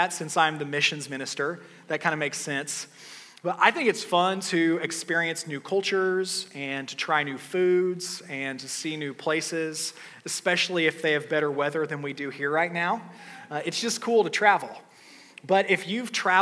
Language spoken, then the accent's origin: English; United States; I'm an American